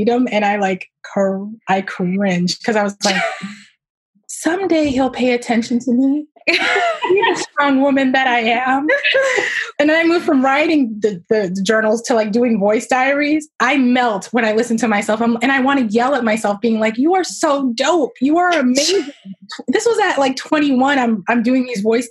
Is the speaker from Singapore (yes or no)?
no; Boston, Massachusetts, United States; I grew up in Roxbury, a part of the city that is a melting pot for sure